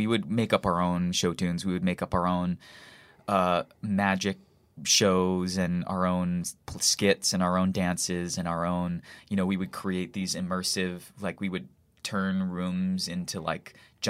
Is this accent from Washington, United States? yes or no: no; Hawaii, United States; born or raised there; now in New York, United States